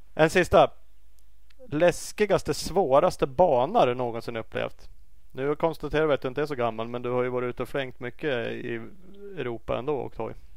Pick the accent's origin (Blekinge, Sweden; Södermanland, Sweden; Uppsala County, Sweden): Uppsala County, Sweden; Uppsala; jag är från Uppsala